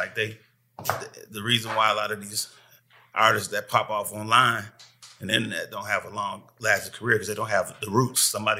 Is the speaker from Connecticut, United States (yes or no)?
no; Milwaukee, Wisconsin, United States; also born or lived in Detroit, Michigan; I was born in Detroit, but I'm originally from Milwaukee. Mm-hmm. Milwaukee, Wisconsin, raised, school, streets, everything I did.